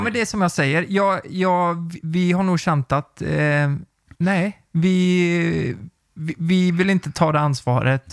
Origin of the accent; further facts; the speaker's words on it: Nittorp, Västra Götaland, Sweden; jag var ju från Nittorp